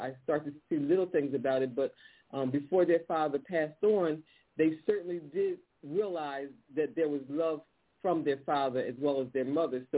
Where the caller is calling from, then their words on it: Philadelphia, Pennsylvania, United States; I'm calling from Philadelphia.